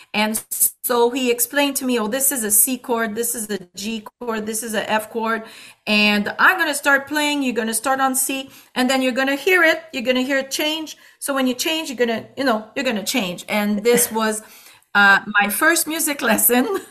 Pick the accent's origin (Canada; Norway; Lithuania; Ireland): Canada; Quebec City, Quebec; accent: Quebec; moved away as an adult; now in Ontario, Canada; the accent is not because I come from Canada, it's because I come from Quebec and particularly from the uh, uh, the city of Quebec City